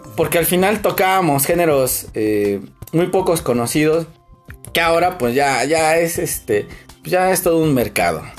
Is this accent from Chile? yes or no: no; Mexico